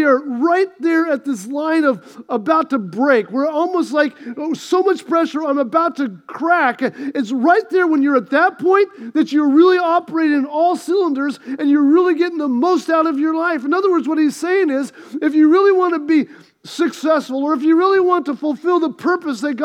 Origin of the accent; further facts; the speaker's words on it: United States; I grew up on the Mississippi River. Our little town was right there next to the Mississippi River.